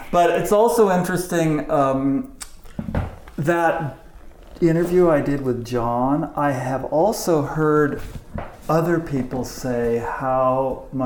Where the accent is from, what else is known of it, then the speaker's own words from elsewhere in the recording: Santa Barbara, California, United States; Where did you grow up? Santa Barbara.